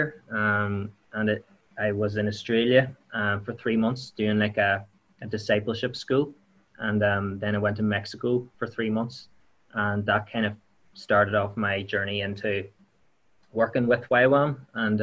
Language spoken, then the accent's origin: English; County Tyrone, Northern Ireland, United Kingdom; now in Enniskillen, United Kingdom; I'm from Bidmill Town in County Tyrone. I'm living in Enniskillen now.